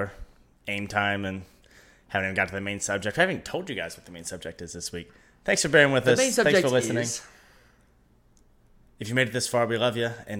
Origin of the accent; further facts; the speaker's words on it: West Virginia, United States; When you say, I'm from West Virginia